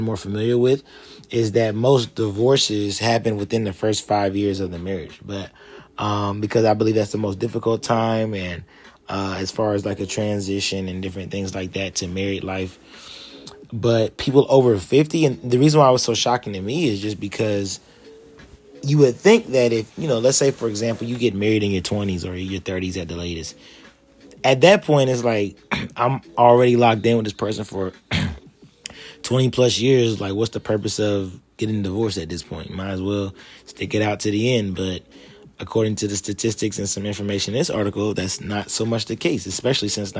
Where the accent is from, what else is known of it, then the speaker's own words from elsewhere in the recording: Columbus, Ohio, United States; moved away as an adult; I'm now back in my hometown of Columbus, Ohio, actually in the suburbs right now, Reynoldsburg